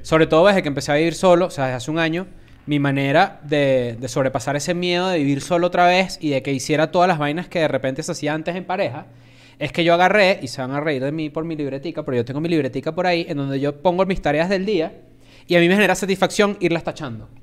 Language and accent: Spanish; Venezuela; also born or lived in Argentina; now in Mexico City, Mexico; somos venezolanos y cuando yo me mudé a México